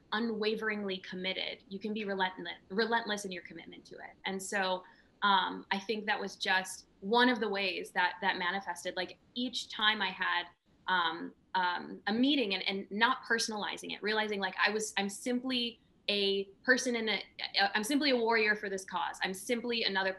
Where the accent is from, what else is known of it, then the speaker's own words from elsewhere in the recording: rural Minnesota, United States; I grew up in a trailer park in rural Minnesota